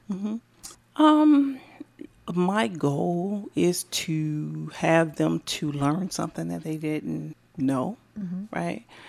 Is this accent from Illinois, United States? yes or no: yes; Decatur, Illinois, United States; now in Bloomington, United States; born and raised in Decatur, Illinois